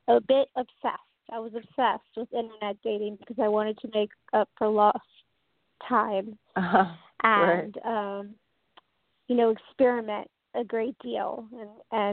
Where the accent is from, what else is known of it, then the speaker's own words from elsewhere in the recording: Tampa Bay area, Florida, United States; moved away as an adult; now in San Francisco, United States; I grew up in the Tampa Bay area of Florida